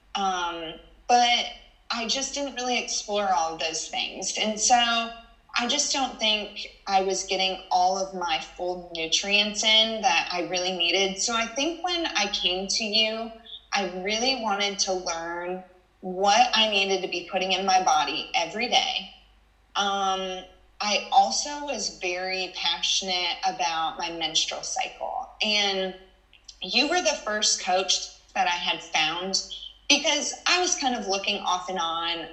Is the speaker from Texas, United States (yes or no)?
yes; Texas, United States; I was from Texas